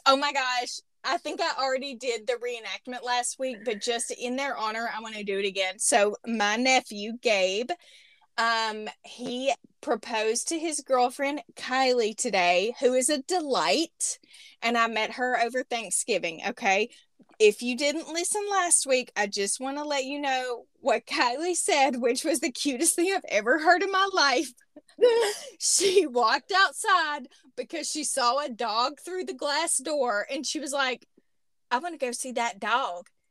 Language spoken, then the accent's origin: English; Arkansas, United States; accent: Southern; moved away; also born or lived in Spokane, Washington; adjacent to my hometown, about 10 miles away. Okay. In the teeny, teeny, tiny town, I'm talking like maybe population 300 of Montongo, Arkansas